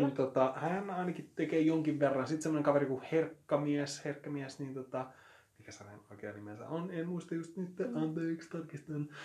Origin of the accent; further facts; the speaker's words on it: Espoo, Uusimaa, Finland; kotipuolessa se on jäänyt huomattavasti vähemmälle, mm, ei se koskaan ollut mitenkään silleen saalevaa tai peittelevää, mutta jotenkin hyvin sellaista niin kuin espoolaista keskiluokkaista niin kuin puhumattomuuden kulttuuria